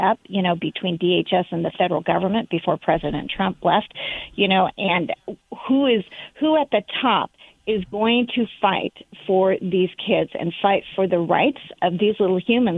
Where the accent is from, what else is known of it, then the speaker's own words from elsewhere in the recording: Southern California, United States; I grew up in Southern California